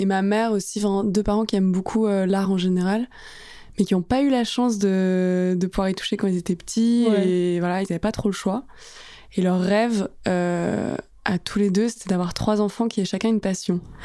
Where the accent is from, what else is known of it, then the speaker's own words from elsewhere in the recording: Asnières-sur-Seine, Île-de-France, France; also born or lived in Paris / Italy; j'ai grandi à Agnières. Je fais tout mon primaire, collège, lycée là-bas.